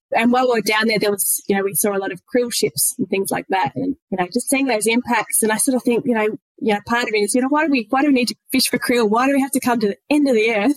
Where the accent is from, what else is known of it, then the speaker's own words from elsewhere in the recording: country Victoria, Australia; moved away as an adult; now in Kettering, Australia; I grew up and spent most of my life actually in country Victoria, in a little town of only a couple of thousand people. Uh, it's called Murray North.